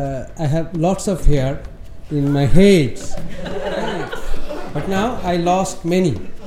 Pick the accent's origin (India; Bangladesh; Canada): Bangladesh; I am from Bangladesh.